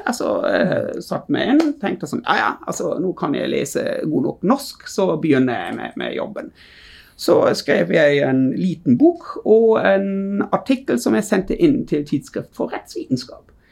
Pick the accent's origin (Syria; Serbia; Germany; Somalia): Germany; Norwegian is a second language; moved away as an adult; now in Bergen, Norway; Ja, jeg er tysk.